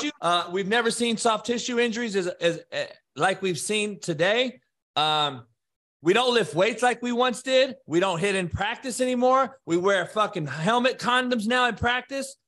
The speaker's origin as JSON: {"language": "English", "town": "Compton", "region": "California", "country": "United States", "tie": "born or raised there", "said": "only white guy growing up in Compton in the eighties"}